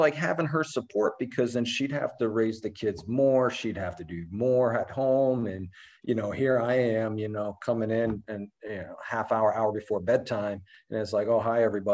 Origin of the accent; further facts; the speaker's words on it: Albany, New York, United States; moved away as an adult; now in San Diego, United States; There was a billet that came up in my hometown and right outside of Schenectady, Albany. So I went home to Albany for a tour